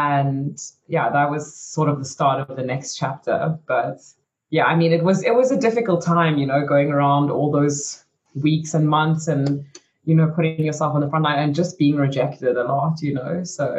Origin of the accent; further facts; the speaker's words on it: Belgium; born there; I mean, I was born in Belgium, so I had a lot of family in Belgium. So I moved back to Belgium, and that was okay.